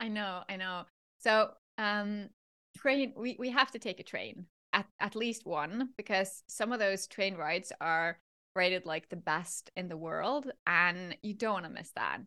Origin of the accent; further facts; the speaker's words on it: Norway; my hometown